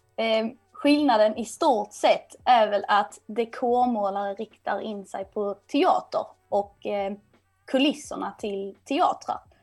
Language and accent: Swedish; Kristianstad, Skåne, Sweden; moved away as an adult; now in Stockholm, Sweden; där jag kommer ifrån i Kristianstad nere i Skåne